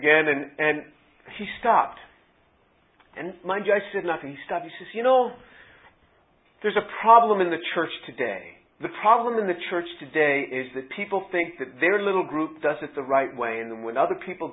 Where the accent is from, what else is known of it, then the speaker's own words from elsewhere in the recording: New York City, New York, United States; moved away as an adult; also born or lived in Indiana; originally I'm from New York City.